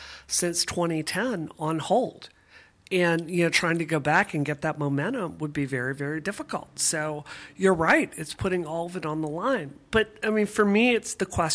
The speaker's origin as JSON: {"language": "English", "region": "Mississippi", "country": "United States", "tie": "born or raised there", "moved": "yes", "lives_now": "Boston, United States", "said": "I grew up in Mississippi"}